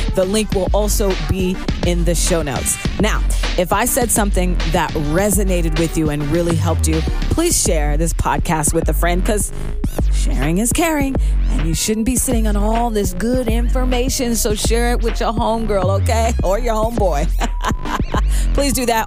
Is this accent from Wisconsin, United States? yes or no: no; Seattle, Washington, United States; I'm from Seattle all day